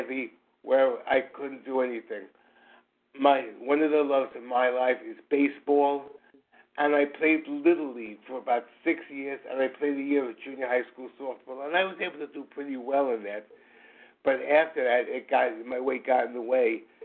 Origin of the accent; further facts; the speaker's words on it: New York City, New York, United States; I'm from New York City